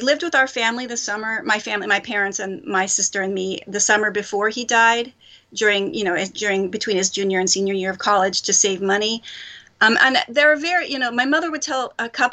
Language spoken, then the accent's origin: English; Philadelphia, Pennsylvania, United States; now in Japan; I'm from Philadelphia. Mm-hmm. That's where I grew up